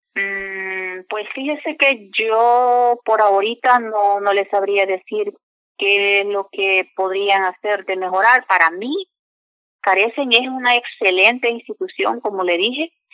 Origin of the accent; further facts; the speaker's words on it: San Salvador, El Salvador; moved away; Soy del El Salvador, San Salvador.